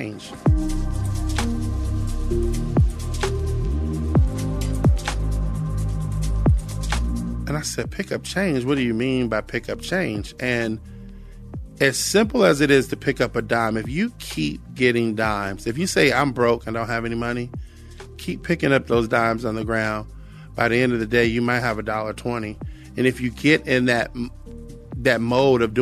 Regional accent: Cincinnati, Ohio, United States; I grew up in Cincinnati, Ohio

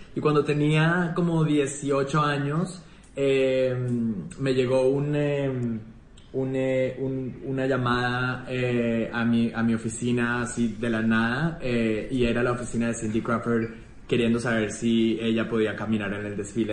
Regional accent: Colombia; moved away; Yo me siento súper colombiano y tengo muchas ganas de volver a vivir en Colombia pronto

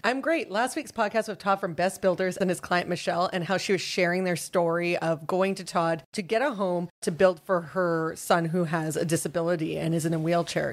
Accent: Vancouver, British Columbia, Canada; I grew up in Vancouver

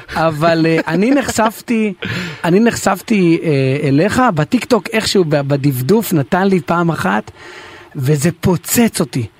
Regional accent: Israel; אני ישראלי. נולדתי בארץ

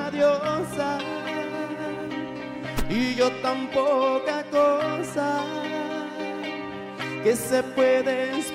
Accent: Culiacán, Sinaloa, Mexico; Yo soy de Culiacán, Sinaloa.

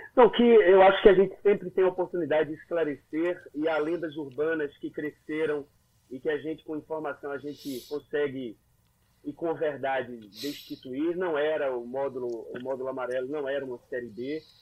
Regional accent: Pernambuco, Brazil; accent: Pernambucano; Aí eu comecei a puxar o, o, o sotaque pernambucano ainda mais pro sertão

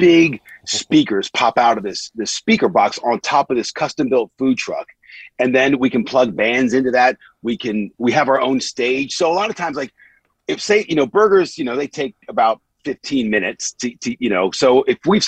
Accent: Washington, District of Columbia, United States; moved away as an adult; also born or lived in Gaithersburg, Maryland; now in England; I was born and raised in Washington, D.C., and then, you know, eventually in a suburb called Gaithersburg, Maryland. Came over here about 20-something years ago

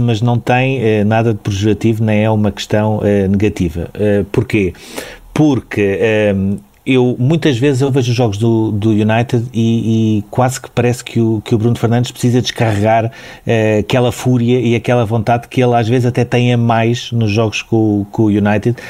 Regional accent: Portugal; enquanto portugueses

